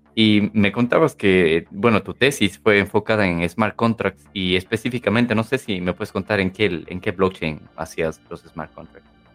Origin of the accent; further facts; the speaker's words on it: Cuenca, Azuay, Ecuador; mencionaste que eres de Cuenca, yo también